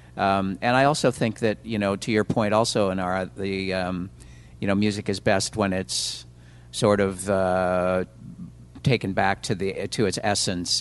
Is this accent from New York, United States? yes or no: no; Minneapolis, Minnesota, United States; moved away as an adult; now in Los Angeles, United States; I come from Minneapolis and, and um, just always was kind of part of the music community there